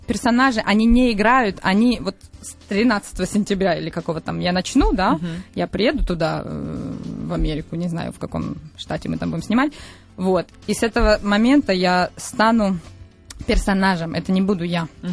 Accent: Berdyansk, Zaporizhzhia Oblast, Ukraine; moved away; Бердянск это город, где mm-hmm. я родилась на Украине

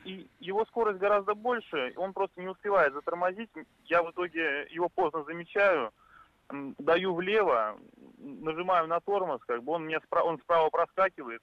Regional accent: Saint Petersburg, Russia; Я из Санкт-Петербурга.

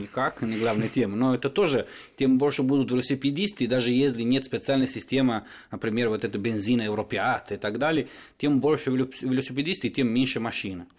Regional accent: Turin, Piedmont, Italy; Russian is a second language; moved away as an adult; now in Moscow, Russia; я из Турина, в принципе, это четвертый город в Италии

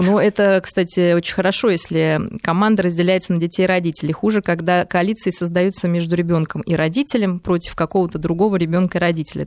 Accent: Moscow, Russia; мы даже, ну, москвичи, россияне

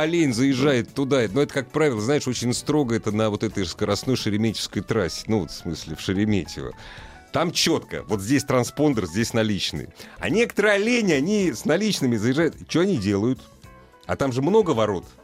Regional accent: Moscow, Russia; мы москвичи

